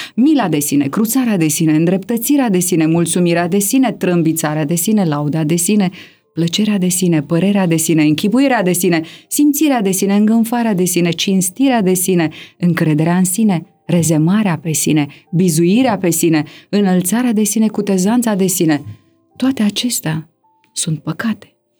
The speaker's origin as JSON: {"language": "Romanian", "country": "Romania", "said": "noi ca români"}